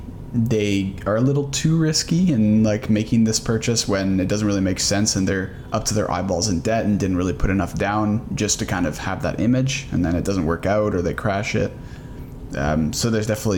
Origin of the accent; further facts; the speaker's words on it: Canada; we're from Canada